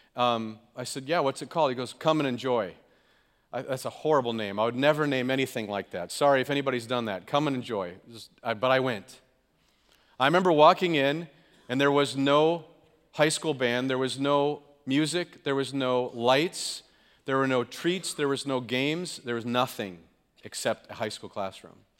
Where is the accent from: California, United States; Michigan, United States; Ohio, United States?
California, United States; now in Green Bay, United States; I'm from California, the left coast, whatever you want to call it